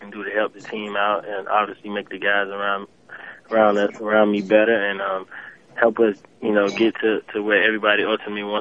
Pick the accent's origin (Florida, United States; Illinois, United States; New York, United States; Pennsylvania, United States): Florida, United States; Miami; I'm from Miami, so I'm training here.